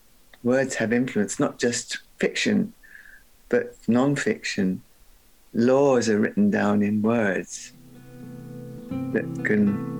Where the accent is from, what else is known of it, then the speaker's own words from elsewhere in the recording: Guyana; also born or lived in United Kingdom; I have dual nationality. I'm Guyanese and I'm British.